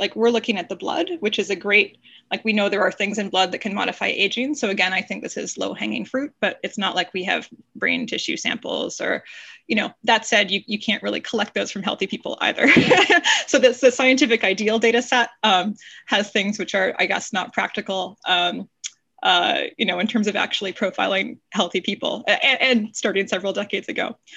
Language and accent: English; Canada; moved away as an adult; also born or lived in Toronto, Canada / Stanford, United States; I'm a Canadian by background